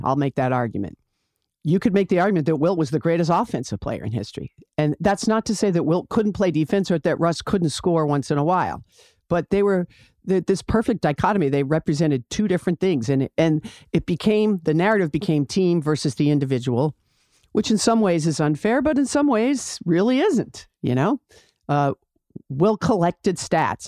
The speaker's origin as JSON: {"language": "English", "town": "Boston", "region": "Massachusetts", "country": "United States", "tie": "born or raised there", "said": "I grew up in Boston. I wasn't born there, but I grew up there"}